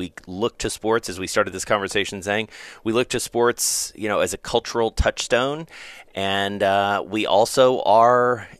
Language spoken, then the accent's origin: English; Southern United States, United States; Well, you know, my view of it, again, as a Southerner